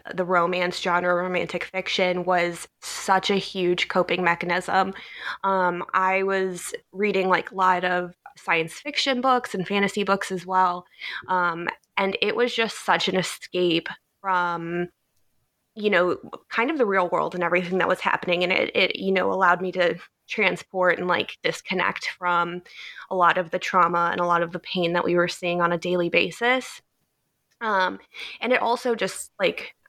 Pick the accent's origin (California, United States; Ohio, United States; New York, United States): Ohio, United States; Cleveland; moved away; I grew up in Cleveland, Ohio, in the U.S.